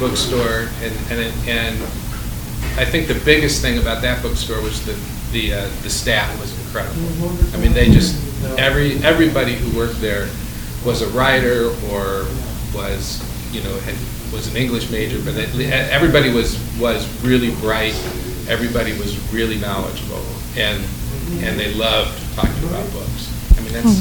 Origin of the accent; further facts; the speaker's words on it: Ann Arbor, Michigan, United States; moved away; I grew up in Ann Arbor